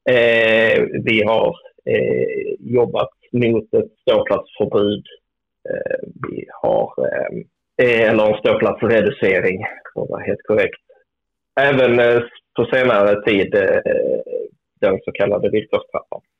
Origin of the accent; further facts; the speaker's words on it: Helsingborg, Skåne, Sweden; Jag är ju helsingborgare så det gick inte så bra för oss.